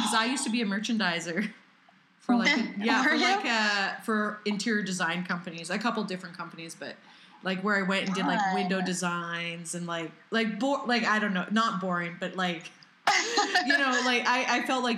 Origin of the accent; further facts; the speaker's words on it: Canada; as a Canadian